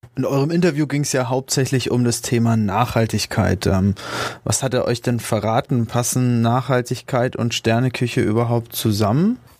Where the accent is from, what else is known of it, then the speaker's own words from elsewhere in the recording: Forchheim, Bavaria, Germany; also born or lived in Frankfurt am Main; now in Nuremberg, Germany; Ich bin gebürtiger Forchheimer, 28 Jahre alt